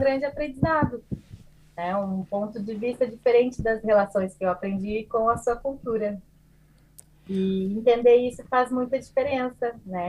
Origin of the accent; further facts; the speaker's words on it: southern Brazil, Brazil; also born or lived in Portugal; sou brasileira, psicóloga, é, do sul do Brasil